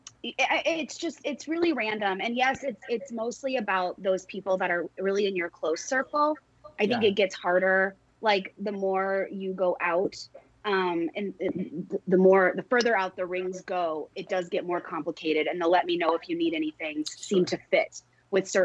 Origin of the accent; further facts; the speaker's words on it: Texas, United States; I'm from Texas